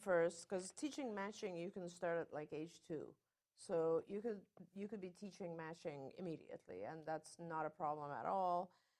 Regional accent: United Kingdom; accent: British; I learned English in England, in the UK, and so I had a very British accent. Then I went to an American school, and it kind of became some weird mixture.

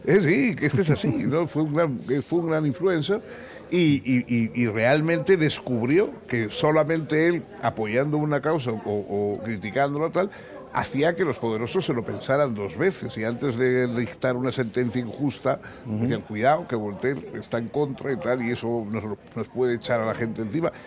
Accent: San Sebastián, Basque Country, Spain; moved away; es de mi patria chica, es de mi misma de la misma ciudad y hemos conocido los mismos eh, ambientes y nos, hemos jugado en los mismos parques

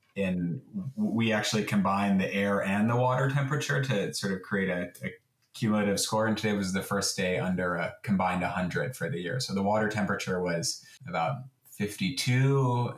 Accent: Bristol, Indiana, United States; now in San Francisco, United States; So I grew up in a small town called Bristol, Indiana

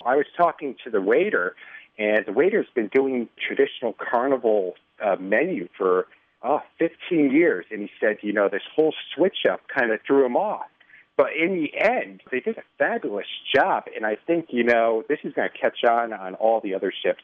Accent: Connecticut, United States; now in Chicago, United States; originally from Connecticut

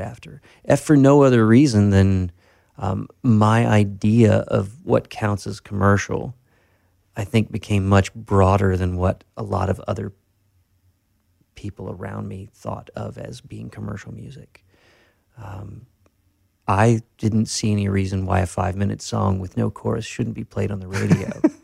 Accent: Tennessee, United States; now in Nashville, United States; I grew up in Tennessee uh, from three to 17.

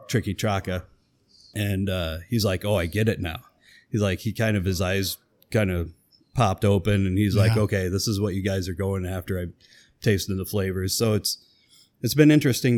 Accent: Wilton, Iowa, United States; I grew up in Wilton, Iowa, which is 30 miles to the west.

